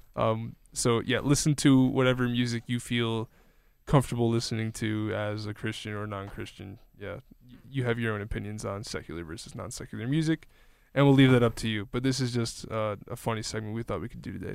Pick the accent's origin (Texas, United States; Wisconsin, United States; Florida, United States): Wisconsin, United States; Kenosha; my hometown a few times at least, like, in, in Kenosha